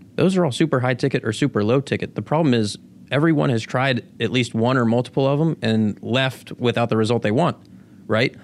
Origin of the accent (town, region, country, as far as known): Pittsburgh, Pennsylvania, United States; born or raised there; also born or lived in Venezuela / Florida